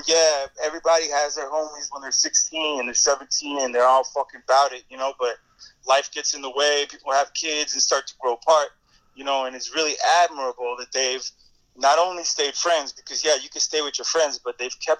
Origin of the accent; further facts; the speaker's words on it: Kendall, Florida, United States; We're from Kendall, you know, which is like the outskirts. It's the new development of Miami. It's the suburbs